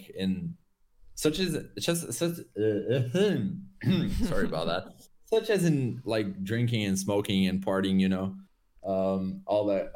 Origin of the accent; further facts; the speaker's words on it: Portugal; moved away as an adult; also born or lived in United Kingdom; We came back home to Portugal